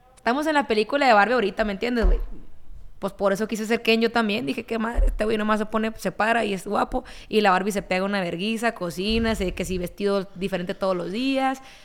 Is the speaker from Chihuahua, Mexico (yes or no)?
no; Ciudad Obregón, Sonora, Mexico; crecí en Sonora, escuchando corridos